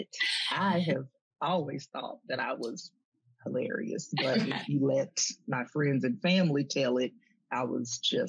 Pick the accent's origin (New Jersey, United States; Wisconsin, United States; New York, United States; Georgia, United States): Georgia, United States; Columbus; moved away; also born or lived in Athens, Georgia; I was born in Columbus, Georgia. So, you know, that's my, hometown. I was born what was then called the Medical Center.